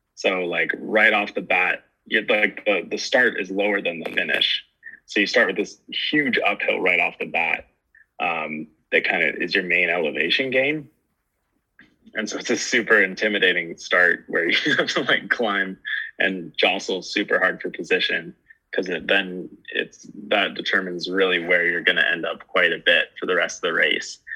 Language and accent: English; Truckee, California, United States; moved away as an adult; now in Canada; I actually grew up in California, in uh, in Truckee